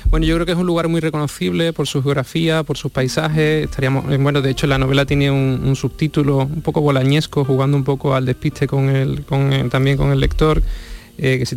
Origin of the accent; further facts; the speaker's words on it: Huelva, Andalusia, Spain; now in Sanlúcar de Barrameda, Spain; Sí, yo soy de Huelva, sí, pero me fui de una costa a la otra.